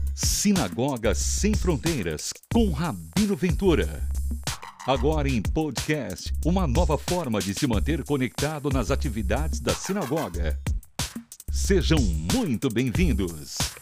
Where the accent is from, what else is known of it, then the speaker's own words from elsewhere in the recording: Salvador, Bahia, Brazil; moved away as an adult; now in São Paulo, Brazil; Eu, eu sou de Salvador, mas moro em São Paulo já há mais de quase 10 anos. Mas sou natural vou, de Salvador